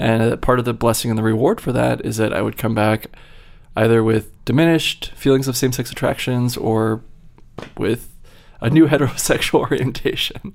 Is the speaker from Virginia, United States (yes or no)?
yes; Virginia, United States; moved away as an adult; also born or lived in Utah / New York / Massachusetts; I grew up in Virginia